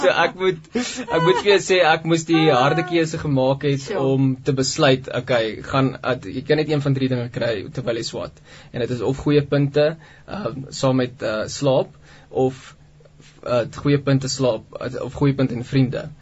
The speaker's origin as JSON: {"language": "Afrikaans", "town": "Pretoria", "region": "Gauteng", "country": "South Africa", "tie": "born or raised there", "said": "ek het groot geword in Pretoria in 'n normale Christelike huisgesin"}